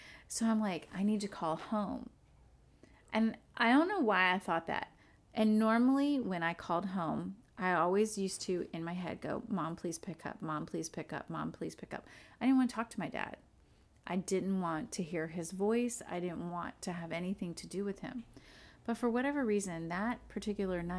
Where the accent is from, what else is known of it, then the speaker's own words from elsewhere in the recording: Florida, United States; moved away as an adult; also born or lived in upstate New York; now in New York, United States; I'm from Florida